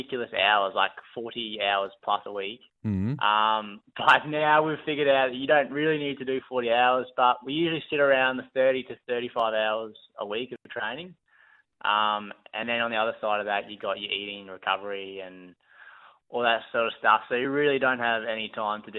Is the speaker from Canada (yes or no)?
no; Brisbane, Queensland, Australia; born or raised there